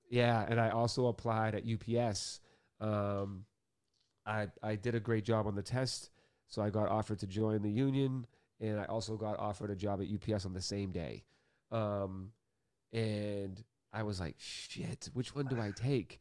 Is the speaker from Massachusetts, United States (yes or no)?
yes; Boston, Massachusetts, United States; I grew up Irish Catholic in Boston